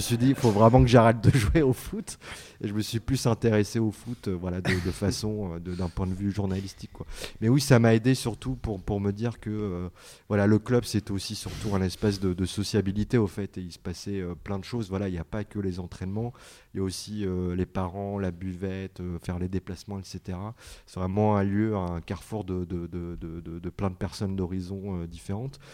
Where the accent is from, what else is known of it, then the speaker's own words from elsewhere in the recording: Roubaix, Hauts-de-France, France; je suis d'origine portugaise et en plus je viens de, de Roubaix, donc c'est la banlieue industrielle de, de Lille, donc euh, où il y a beaucoup le, football d'usine. Donc moi j'ai baigné dedans, euh, gamin